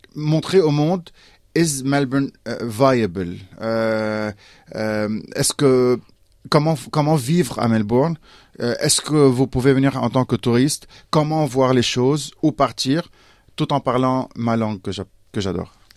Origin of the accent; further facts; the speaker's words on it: Beirut, Lebanon; j'ai grandi euh, dans la montagne libanaise, euh, dans le Grand Beyrouth, près de Beyrouth